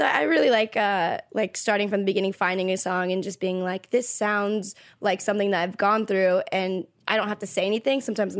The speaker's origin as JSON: {"language": "English", "town": "Orlando", "region": "Florida", "country": "United States", "tie": "born or raised there", "also_born_or_lived": "Jacksonville, Florida", "moved": "as an adult", "lives_now": "Los Angeles, United States", "said": "I was born in Jacksonville, but I lived all my life in Orlando."}